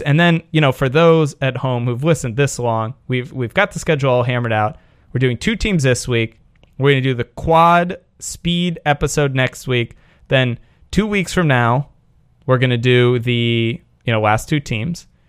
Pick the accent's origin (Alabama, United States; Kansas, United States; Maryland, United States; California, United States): California, United States; San Francisco; my hometown, San Francisco